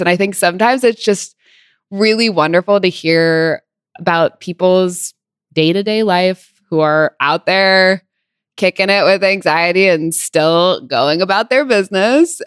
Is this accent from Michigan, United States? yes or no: no; Santa Barbara, California, United States; also born or lived in Los Angeles; I am from Santa Barbara. Well, I lived in L A until I was eight, and then we moved to Santa Barbara